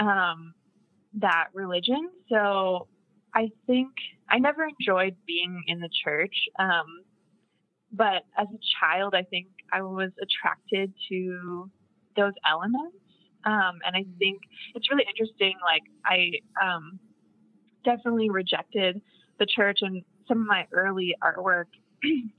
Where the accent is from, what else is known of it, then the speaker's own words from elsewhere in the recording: Franklin, Tennessee, United States; also born or lived in Nashville, Tennessee; I was born in Nashville, Tennessee. And I grew up in Franklin, Tennessee, which is just 30 minutes outside of Nashville.